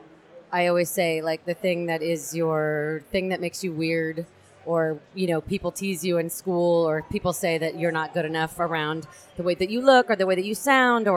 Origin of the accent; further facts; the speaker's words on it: San Francisco, California, United States; also born or lived in Melbourne, Australia; I'm from San Francisco